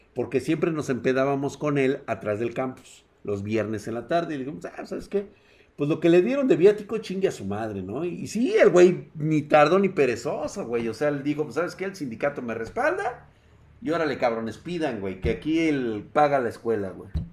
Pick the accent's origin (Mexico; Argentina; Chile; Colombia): Mexico; Mexico City; yo soy de la Ciudad de México